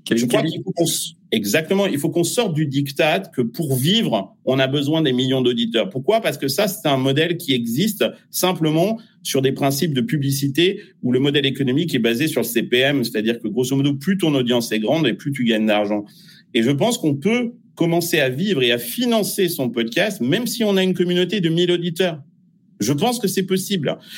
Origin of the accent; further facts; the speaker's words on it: France; Euh, je suis français, mais je fais de la musique pour le monde entier.